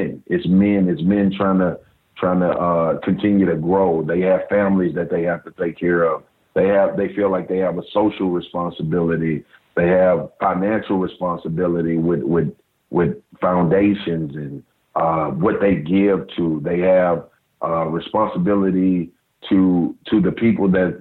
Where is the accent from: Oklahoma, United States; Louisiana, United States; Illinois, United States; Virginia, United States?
Louisiana, United States; Baton Rouge; I grew up in South Baton Rouge